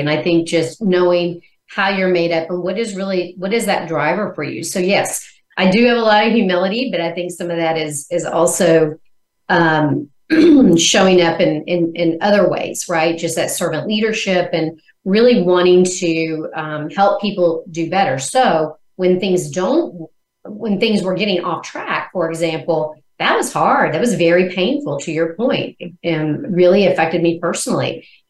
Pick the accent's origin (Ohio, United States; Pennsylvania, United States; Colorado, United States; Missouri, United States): Missouri, United States; born there; So one is, I was born in Missouri. It's a show me state.